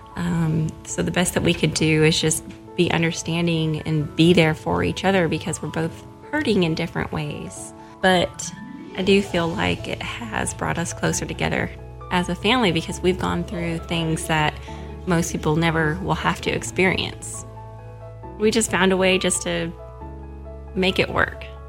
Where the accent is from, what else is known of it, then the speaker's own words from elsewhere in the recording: Seattle, Washington, United States; moved away as an adult; also born or lived in Jackson, Tennessee; now in Oxford, United States; I'm from Seattle